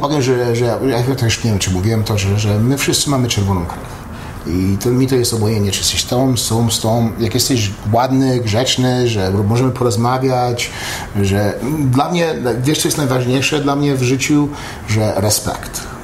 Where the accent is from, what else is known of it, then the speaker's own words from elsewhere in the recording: Katowice, Silesian Voivodeship, Poland; moved away; also born or lived in Dąbrowa Górnicza / Los Angeles; a Katowice to jest tam, gdzie mieszkałem, w Stolowej Woli, a w, a w Górniczej chodziłem do szkoły, nie, tata pracował w Hucie Katowice